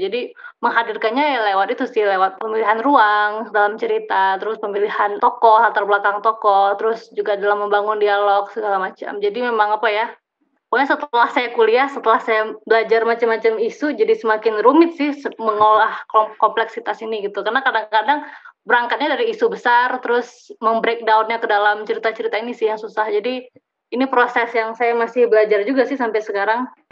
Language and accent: Indonesian; Banda Aceh, Aceh, Indonesia; also born or lived in Leiden; now in Bandung, Indonesia; saya lahir di Aceh, eh, dan saya otomatis menjadi orang Aceh